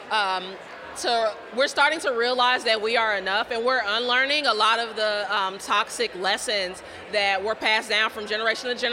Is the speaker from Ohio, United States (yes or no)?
yes; Ohio, United States; I'm from Ohio originally, so it's an eight-hour commute.